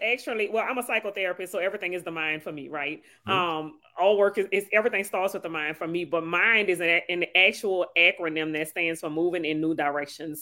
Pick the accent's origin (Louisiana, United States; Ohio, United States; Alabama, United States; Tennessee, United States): Louisiana, United States; New Orleans; now in Slidell, United States; I was born and raised in New Orleans, and now I live in Slidell, Louisiana.